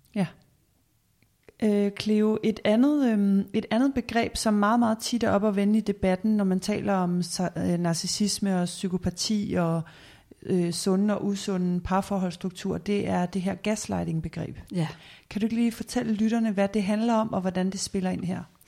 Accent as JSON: {"language": "Danish", "country": "Denmark", "said": "som danskere"}